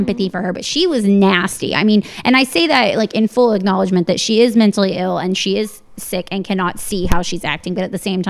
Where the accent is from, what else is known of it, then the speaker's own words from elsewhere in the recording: Northern Virginia, United States; I grew up in Northern Virginia